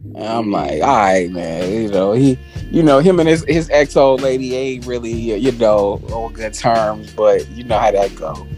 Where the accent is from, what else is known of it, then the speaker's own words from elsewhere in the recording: Chicago, Illinois, United States; as a Chicagoan